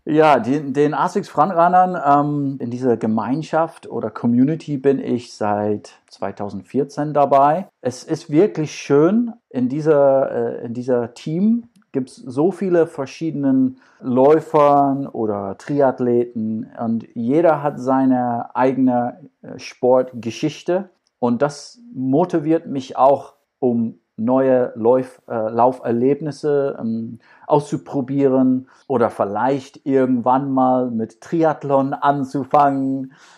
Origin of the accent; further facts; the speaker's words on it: Scotland, United Kingdom; German is a second language; now in Düsseldorf, Germany; Als Schotte